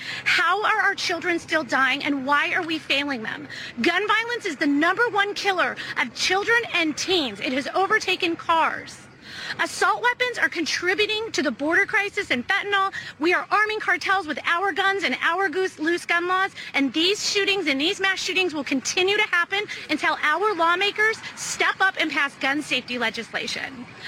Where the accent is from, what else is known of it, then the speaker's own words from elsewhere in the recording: Highland Park, Illinois, United States; I'm from Highland Park.